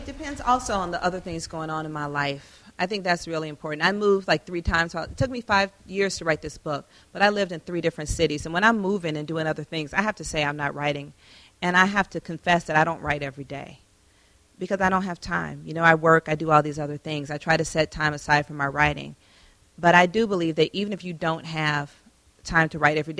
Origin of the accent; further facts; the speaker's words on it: Atlanta, Georgia, United States; moved away; Atlanta is my hometown